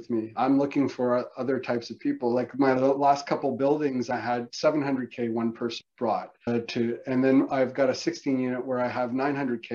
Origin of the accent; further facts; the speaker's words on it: Canada; as a Canadian